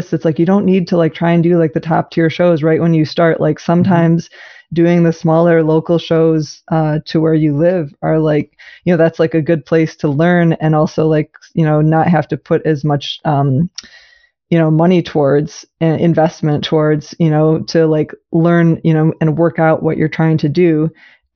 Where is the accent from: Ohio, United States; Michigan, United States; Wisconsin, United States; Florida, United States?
Michigan, United States; Ann Arbor; I grew up in Ann Arbor. And so I grew up like going to the art fair as a little kid all the time